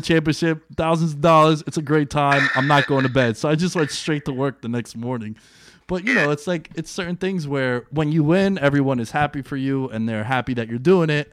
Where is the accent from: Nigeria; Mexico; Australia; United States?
United States; East Coast; we're both from the East Coast